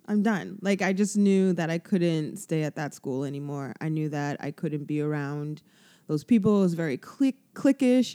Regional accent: Toronto, Ontario, Canada; I've lived in Toronto all my life

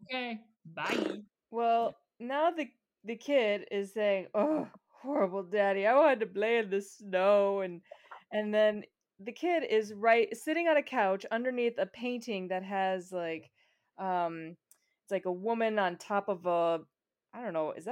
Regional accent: Chicago, Illinois, United States; Speaking as someone from Chicago, I'm sure you from Minneapolis, we know snow.

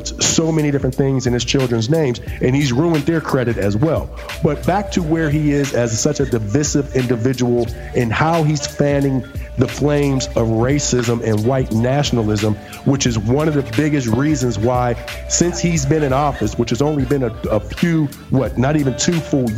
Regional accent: Pittsburgh, Pennsylvania, United States; moved away as an adult; I'm from Pittsburgh, and I tell people all the time, it's great to be from Pittsburgh. But when I left Pittsburgh, I left in 1995

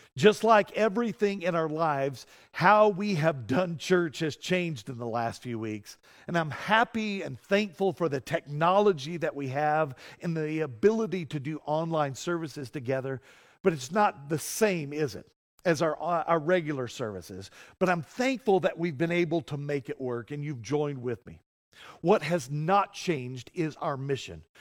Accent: Colorado, United States; I'm a Coloradoan.

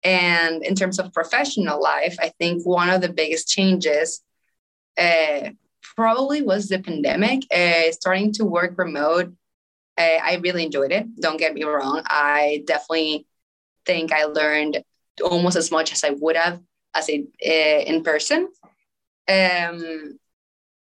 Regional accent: Caracas, Capital District, Venezuela; English is a second language; moved away as an adult; also born or lived in North Carolina, United States; now in United States; I was born and raised in Venezuela, Caracas to be specific. I grew up there my whole life

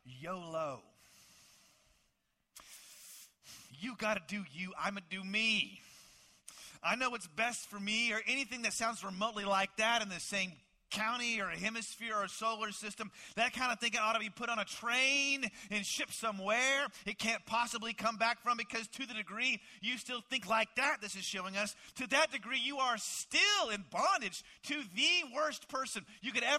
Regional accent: Dallas, Texas, United States; I grew up in the Dallas, Texas area

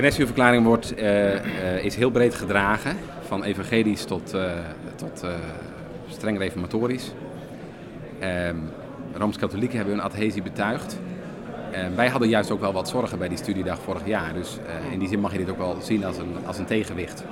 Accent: Netherlands

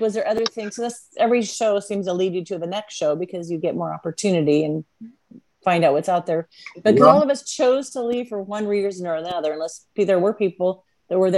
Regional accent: United States; moved away as an adult; also born or lived in Reno; I'm from Washington

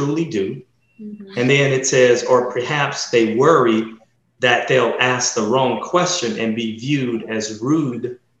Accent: United States; as African American men

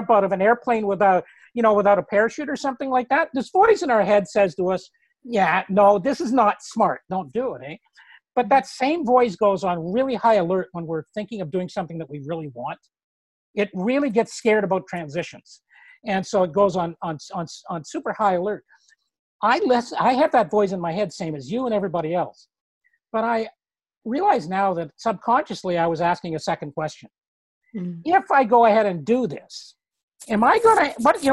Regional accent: Canada; I'm Canadian

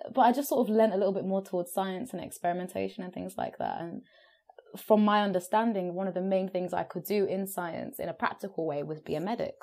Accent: London, United Kingdom; also born or lived in Brisbane, Australia / Hackney, East London; I grew up in South London as well

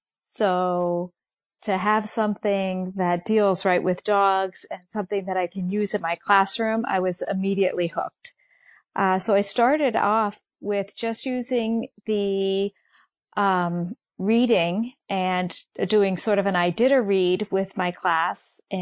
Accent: Mansfield, Connecticut, United States; I'm from Mansfield, Connecticut.

